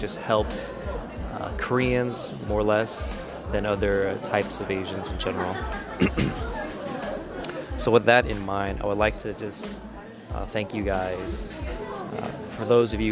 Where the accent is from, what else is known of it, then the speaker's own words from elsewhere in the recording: United States; growing up in America